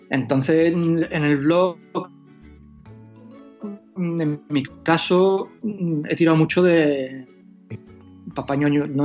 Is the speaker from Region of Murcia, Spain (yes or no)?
no; Huelva, Andalusia, Spain; now in Seville, Spain; Yo en realidad tampoco soy de Sevilla, soy de Huelva, pero.